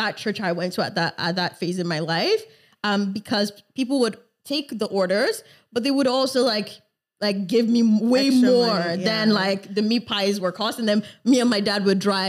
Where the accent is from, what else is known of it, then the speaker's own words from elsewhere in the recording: Canada; also born or lived in Lagos, Nigeria / Montreal, Canada; I lived 9 years of my life first in Nigeria in Lagos. Mm-hmm. And then moved to Canada in 2007